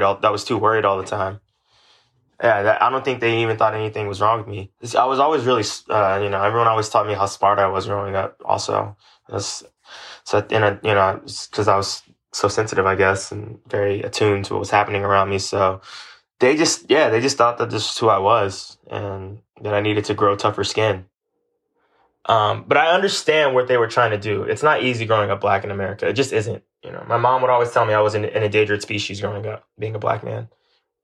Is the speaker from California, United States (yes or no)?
yes; Los Angeles, California, United States; West LA kid all my life